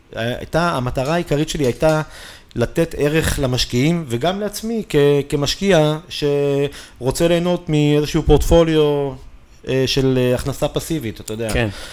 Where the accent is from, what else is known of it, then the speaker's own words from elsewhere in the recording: Israel; אנחנו באים מישראל